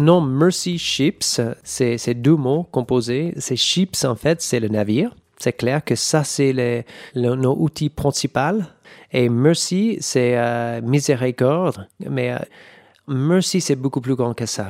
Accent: California, United States; French is a second language; moved away; Je viens de Californie.

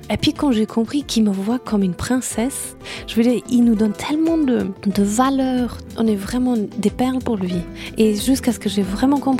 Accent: Saudi Arabia; also born or lived in Brazil; Et je suis née au Brésil et puis après on est allé, en Arabie Saoudite.

